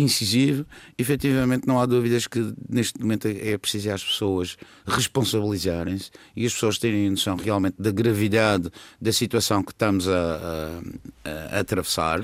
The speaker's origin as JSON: {"language": "Portuguese", "region": "Madeira", "country": "Portugal", "said": "isso orgulha-me como madeirense"}